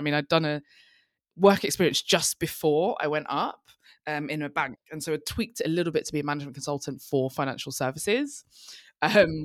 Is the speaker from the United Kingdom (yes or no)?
yes; London, United Kingdom; I'm from East London. We live on an A road